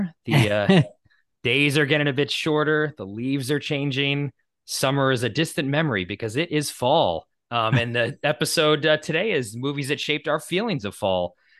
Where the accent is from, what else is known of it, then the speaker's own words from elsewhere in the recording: Boston, Massachusetts, United States; now in Los Angeles, United States; I grew up in New England and in Boston. So fall was definitely a season that was you could tell it was fall.